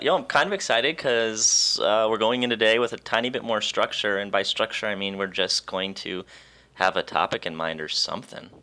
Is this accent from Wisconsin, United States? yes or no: yes; Wisconsin, United States; I'm from Wisconsin